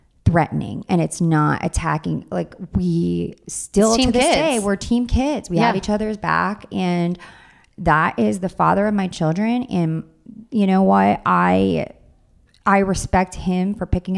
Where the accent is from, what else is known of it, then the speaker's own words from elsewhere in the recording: Long Island, New York, United States; moved away as an adult; now in Orange County, United States; I'm from Long Island